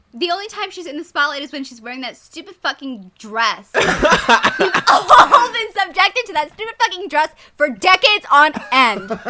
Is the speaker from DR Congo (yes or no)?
no; Canada; I'm Canadian